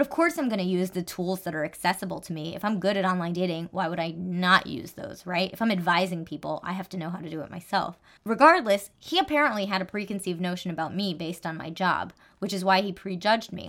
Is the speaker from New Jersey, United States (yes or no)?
yes; New Jersey, United States